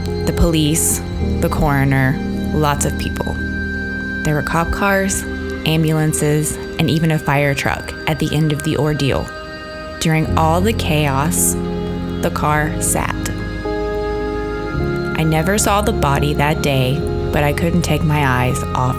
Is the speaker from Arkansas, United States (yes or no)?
yes; Arkansas, United States; my home state of Arkansas